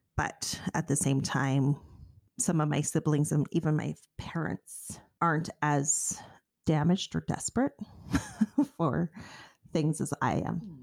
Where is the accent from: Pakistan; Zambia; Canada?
Canada; as a Canadian